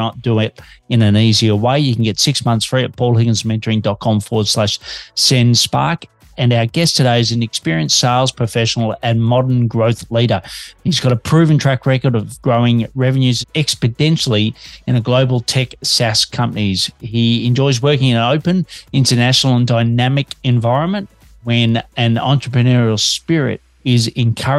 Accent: Australia; now in Melbourne, Australia

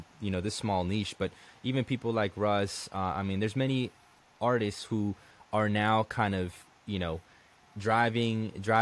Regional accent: Colombia; also born or lived in United States; now in Tampa, United States; when I came to the United States, and even back in Colombia

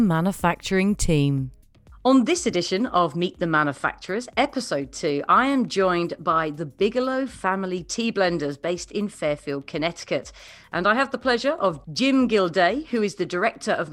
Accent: United Kingdom; as a Brit

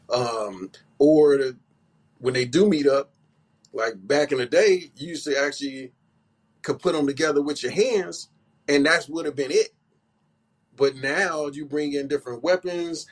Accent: Bay Area, California, United States; I grew up in the Bay Area, so I go way back

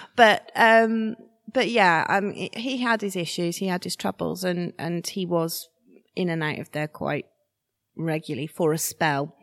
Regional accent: Shrewsbury, West Midlands, United Kingdom; I'm 95% Shrewsbury born and bred

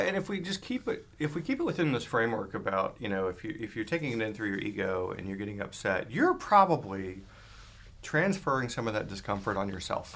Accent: Atlanta, Georgia, United States; also born or lived in California / Texas; now in Maine, United States; I grew up in Atlanta, uh, lived in California, lived in Texas

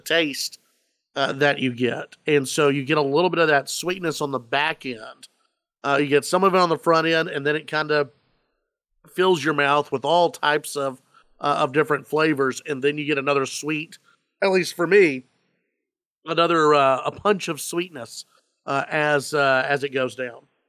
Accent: Dallas-Fort Worth, Texas, United States; I grew up in Gr, in, in, in Dallas, Fort Worth

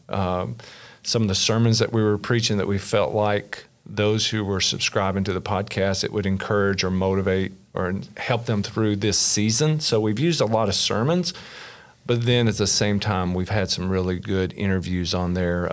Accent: Kentucky, United States; born and raised in Kentucky, little small rural area, uh, south central part of the state

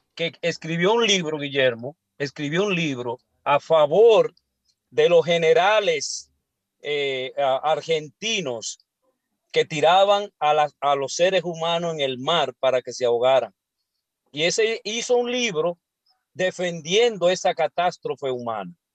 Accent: Santo Domingo, Distrito Nacional, Dominican Republic; yo soy de la capital

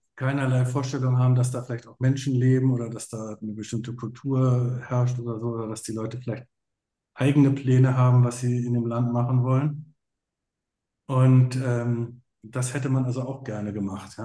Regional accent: Berlin, Germany; ich bin ja in West-Berlin aufgewachsen

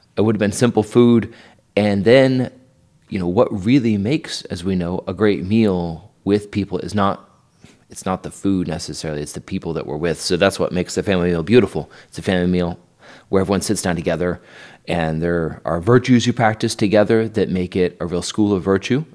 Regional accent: Idaho, United States; moved away as an adult; also born or lived in New York; now in Kansas, United States; I'm from Idaho

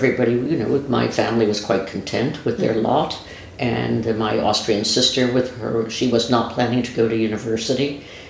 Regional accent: New York, United States; moved away as an adult; also born or lived in Chicago / Belgium / Morocco; now in Bethesda, United States; I'm from New York. I know this city. I know this life.

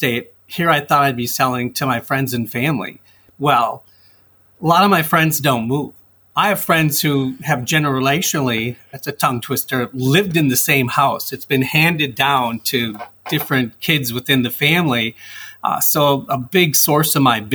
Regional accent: Stillwater, Minnesota, United States; I was born and raised here in Stillwater

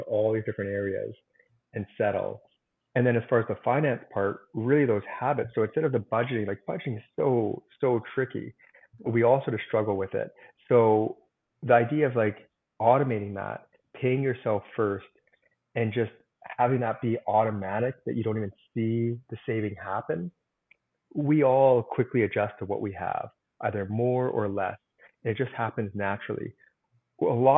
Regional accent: Canada; I'm a Canadian

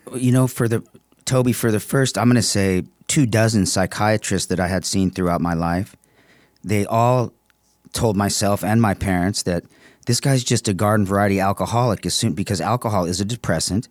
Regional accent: San Marino, California, United States; now in Palm Desert, United States; From, uh, San Marino

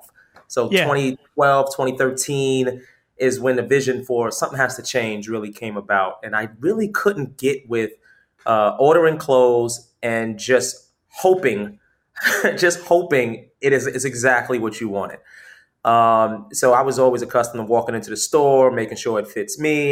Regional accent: New York City, New York, United States; fashion has always been a big part of kind of growing up in New York City.

